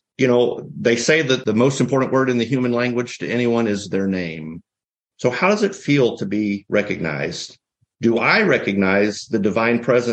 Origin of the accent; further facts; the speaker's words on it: the South, United States; I'm from the South